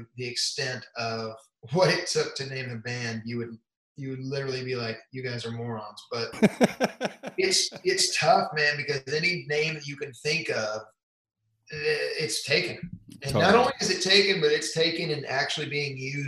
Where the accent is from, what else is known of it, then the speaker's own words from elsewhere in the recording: Cool, Texas, United States; also born or lived in Plano, Texas / McKinney, Texas / Princeton, Texas / Grand Prairie, Texas; now in Tennessee, United States; I grew up essentially in a town called Cool, which is in between Mineral Wells and Weatherford on 180